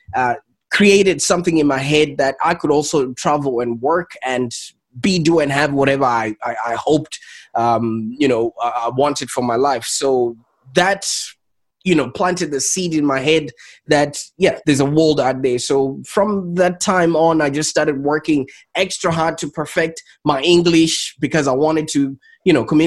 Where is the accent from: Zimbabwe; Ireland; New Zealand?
Zimbabwe; I was born and raised in Zimbabwe